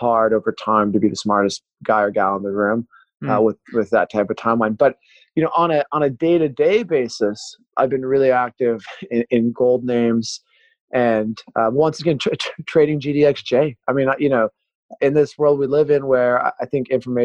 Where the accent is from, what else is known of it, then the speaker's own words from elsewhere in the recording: Pacific Northwest, United States; growing up in the Pacific Northwest